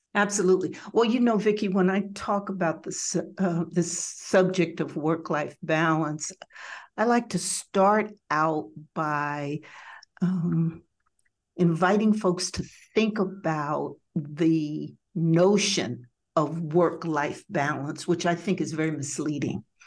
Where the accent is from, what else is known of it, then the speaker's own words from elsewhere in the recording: Jersey Shore, New Jersey, United States; moved away as an adult; now in Detroit, United States; originally from the Jersey Shore, which I must admit is still a piece of my heart